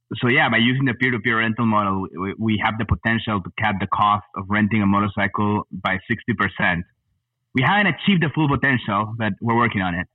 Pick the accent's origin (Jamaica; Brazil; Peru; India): Peru; moved away as an adult; also born or lived in El Paso, Texas / Fort Worth, Texas / Los Angeles, California; now in Austin, United States; I was born in El Paso, Texas, but uh, I grew up in Peru.